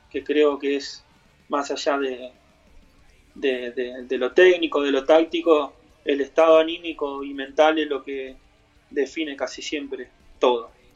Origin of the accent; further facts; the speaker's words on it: San José, Buenos Aires, Argentina; yo soy de ahí, yo soy de San José